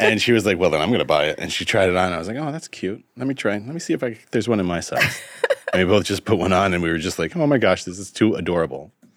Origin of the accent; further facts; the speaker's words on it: Vermont, United States; here is my home state of Vermont. I am what the locals refer to as a woodchuck, uh, meaning that my family's been in the state